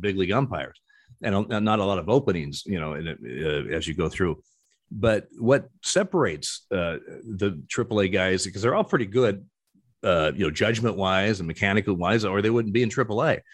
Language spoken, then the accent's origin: English; Eugene, Oregon, United States; I was born in Eugene, Oregon.